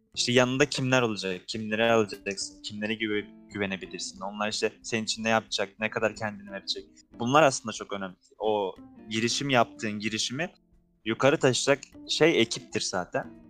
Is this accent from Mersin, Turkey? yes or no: yes; Tarsus, Mersin, Turkey; ben şimdi Tarsus'un bir köyünde Mersin'in Tarsus'un bir köyünde doğdum. Şimdi oradan lise lise hayatım. Orada zaten köyde ne yaşayabilirsin? Liseye geçtim. Lisede de merkeze gidip geliyordum Tarsus'un merkezine